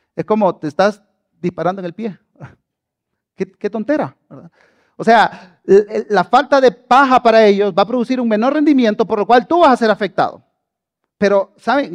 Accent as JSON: {"language": "Spanish", "region": "southern Honduras", "country": "Honduras", "tie": "born or raised there", "also_born_or_lived": "Tegucigalpa, Honduras", "moved": "as an adult", "lives_now": "Guatemala", "said": "Yo nací en Guatemala, pero crecí en Honduras y viví en un pueblito al sur de Honduras"}